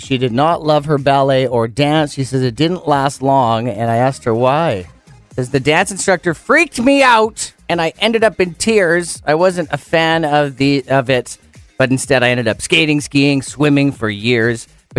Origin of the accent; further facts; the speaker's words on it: Penticton, British Columbia, Canada; growing up in Penticton, or it's like an arcade, and it was at the opposite end of town where I was from, so it was like the Skaha end.